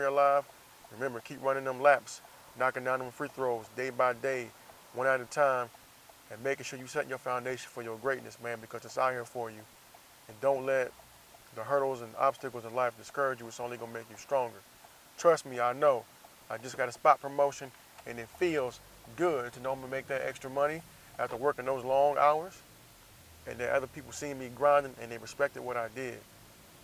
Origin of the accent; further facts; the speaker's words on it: Jacksonville, United States; moved away; also born or lived in San Diego; I'm out here in my hometown